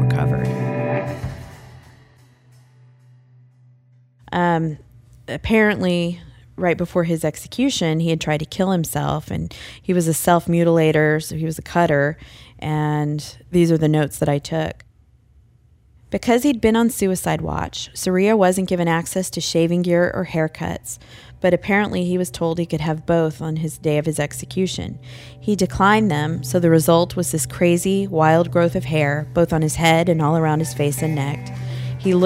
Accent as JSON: {"language": "English", "town": "Galveston", "region": "Texas", "country": "United States", "tie": "born or raised there", "also_born_or_lived": "Benton, Illinois / Huntsville, Texas", "said": "I grew up in Galveston, so I've always pretty much lived in the Houston-Galveston area"}